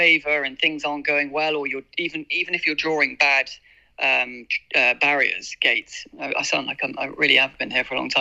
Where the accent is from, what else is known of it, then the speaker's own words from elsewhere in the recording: United Kingdom; moved away as an adult; being a British jockey